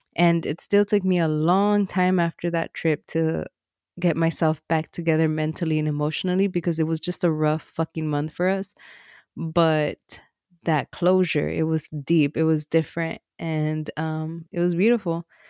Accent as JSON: {"language": "English", "town": "Los Angeles", "region": "California", "country": "United States", "tie": "born or raised there", "said": "I grew up in Watts"}